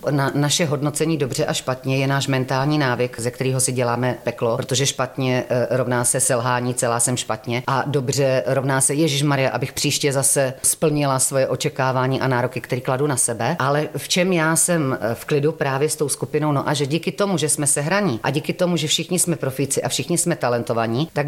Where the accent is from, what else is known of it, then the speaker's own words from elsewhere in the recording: Šumperk, Olomouc Region, Czechia; Já jsem ze Severní Moravy, já jsem ze Šumperka, ale jak jsem různě žila po republice, tak já vždycky chytám a priori ten místní dialekt